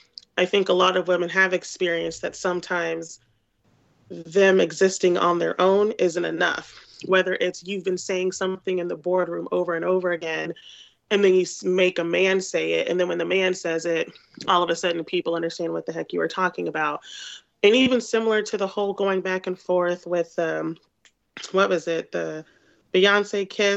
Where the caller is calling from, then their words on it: St. Louis, Missouri, United States; Hello, it's … in St. Louis.